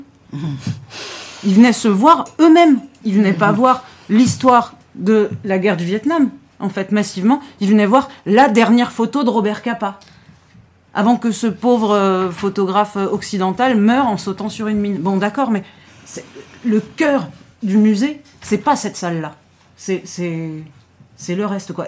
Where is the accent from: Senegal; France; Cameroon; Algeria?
France; je dis de France